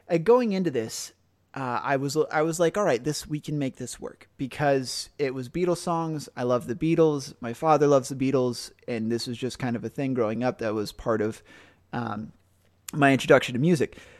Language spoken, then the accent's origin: English; United States; as an American